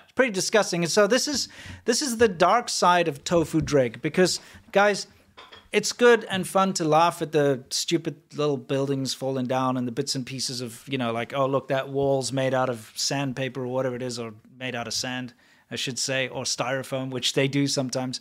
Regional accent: South Africa; moved away; I'm from South Africa

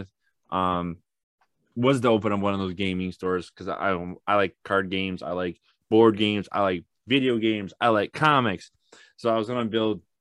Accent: Ann Arbor, Michigan, United States; I grew up in Michigan, Ann Arbor

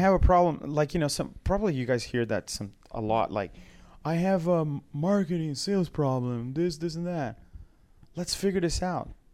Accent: Brazil; moved away; I come from Brazil

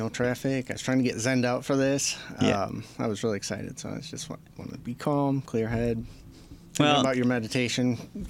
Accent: Traverse City, Michigan, United States; also born or lived in Indiana; I was born in Indiana. I don't remember it. My parents moved right away, I think, up towards Traverse City. And that's all I remember growing up.

